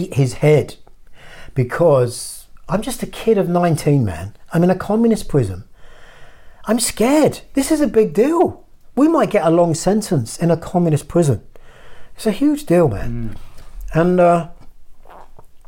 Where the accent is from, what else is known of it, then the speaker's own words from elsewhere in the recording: Horsham, South East England, United Kingdom; moved away as an adult; also born or lived in Woking, Surrey / London; a town in the south, near the south coast of England. And I didn't want to stay in my hometown